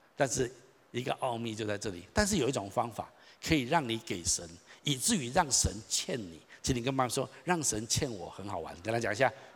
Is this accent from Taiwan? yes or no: yes; Taichung, Taiwan; 我从小在台中长大，我读立行国小、双十国中、台中一中、东海大学